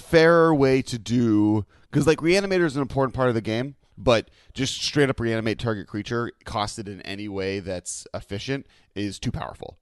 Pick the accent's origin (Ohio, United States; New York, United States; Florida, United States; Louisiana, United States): Ohio, United States; my state, I'm from Ohio, and California